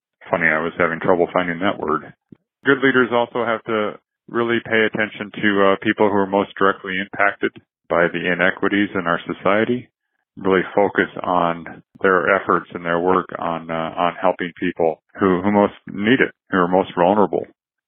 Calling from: Des Moines, Iowa, United States; I'm calling from the American Friends Service Committee in Des Moines, Iowa

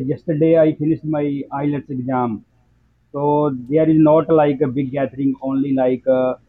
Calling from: Punjab, India; I'm calling from India, Punjab.

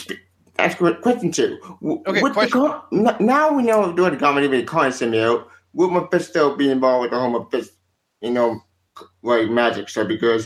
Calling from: North Carolina, United States; North Carolina.

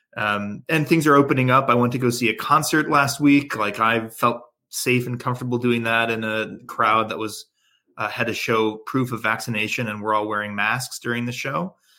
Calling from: New Haven, Connecticut, United States; I'm calling from New Haven, Connecticut

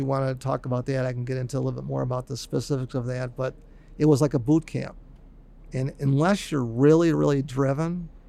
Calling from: Buffalo, New York, United States; here I am calling from Buffalo.

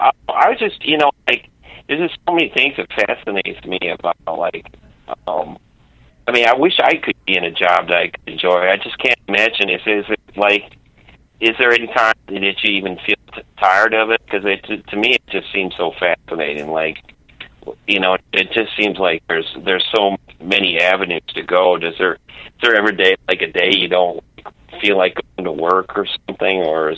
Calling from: Illinois, United States; I'm calling from Illinois.

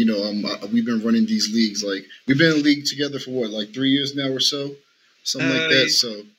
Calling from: Las Vegas, Nevada, United States; and I'm live from Las Vegas, Nevada, West Side.

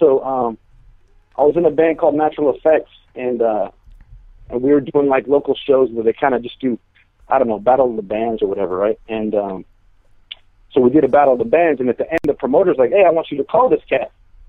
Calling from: San Jose, California, United States; San Jose. San Jose, California, man.

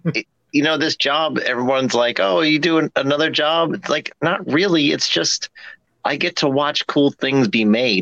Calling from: Virginia, United States; I'm in Virginia.

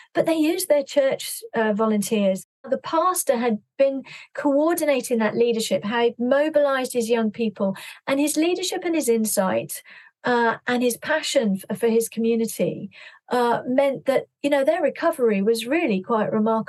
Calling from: London, United Kingdom; I'm calling from London and just looking out the window.

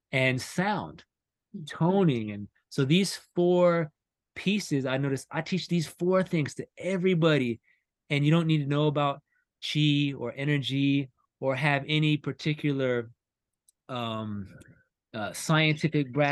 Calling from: North Carolina, United States; i'm from north carolina right now

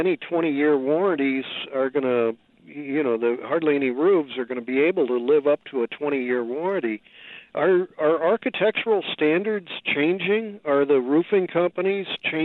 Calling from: California, United States; I'm calling you from California

